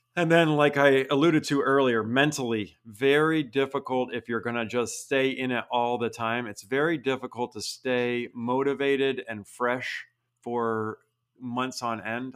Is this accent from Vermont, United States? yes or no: yes; Vermont, United States; now in Utah, United States; I grew up in Vermont.